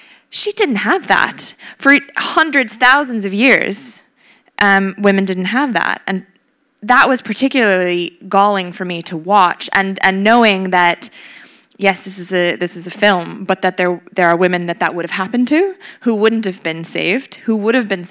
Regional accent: Wisconsin, United States; moved away; my hometown in Wisconsin

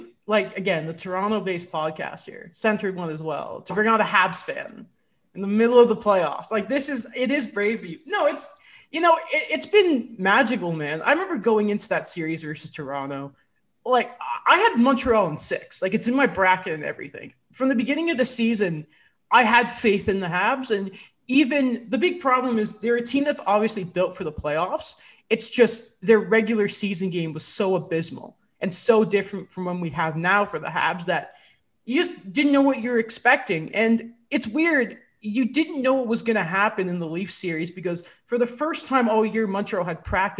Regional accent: England, United Kingdom; It's really weird because I'm English.

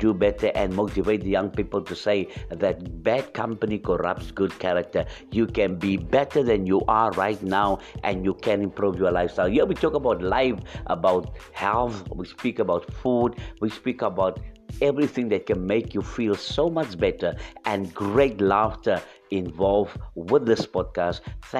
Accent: South Africa; And yes, we are from South Africa.

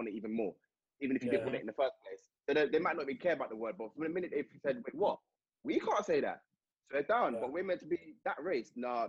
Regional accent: England, United Kingdom; I may be oblivious to it because I'm from England

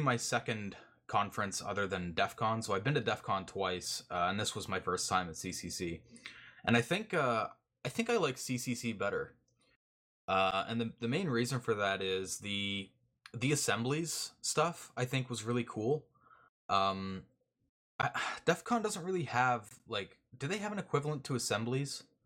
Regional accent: Canada; I'm Canadian.

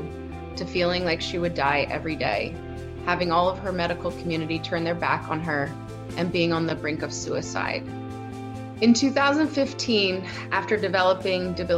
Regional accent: United States; moved away as an adult; now in Amsterdam, Netherlands; I'm an American living in Amsterdam since 2005.

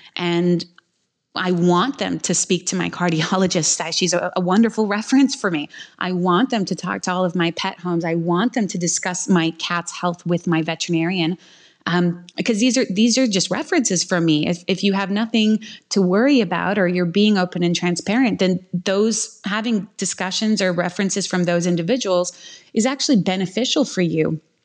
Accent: Quebec, Canada; I'm from Quebec and Quebec is probably the number one puppy mill capital of the world and it's something that we we regularly struggle with there

